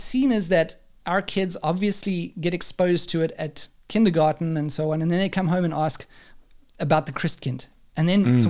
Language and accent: English; South Africa; now in Germany; we're from South Africa, and you know, this is where we are now. We're in Germany, and we used to live in South Africa and stuff.